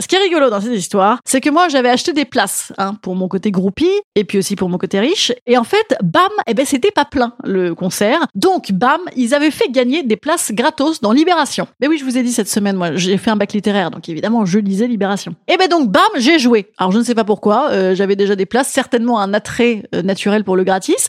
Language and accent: French; Rouen, Normandy, France; je suis originaire d'Arwan, euh, de Rouen